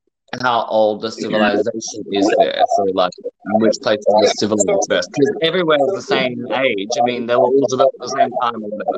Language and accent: English; Australia; now in London, United Kingdom; I'm from Australia, but I live in London.